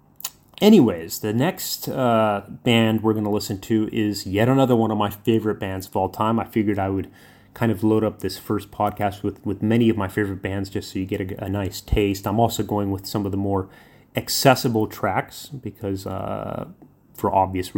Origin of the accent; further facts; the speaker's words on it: Thousand Oaks, California, United States; moved away as an adult; now in Darwin, Australia; where I grew up in Thousand Oaks, California